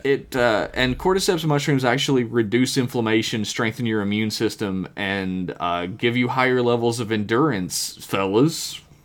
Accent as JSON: {"language": "English", "country": "United States", "said": "I am an American"}